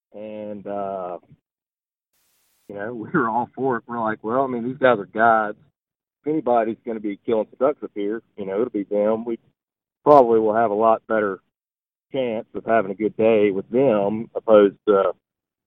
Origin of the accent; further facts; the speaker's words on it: Mississippi, United States; I'm from Mississippi